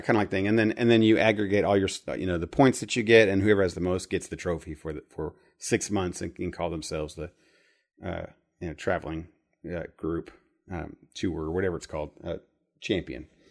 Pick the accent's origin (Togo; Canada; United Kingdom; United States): United States; Midwest; I grew up in the Midwest